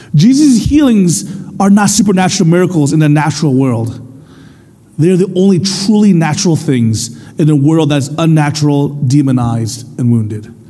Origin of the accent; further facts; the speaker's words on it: United States; first language English; I was born in America, raised to speak English, and my experience was one of being an American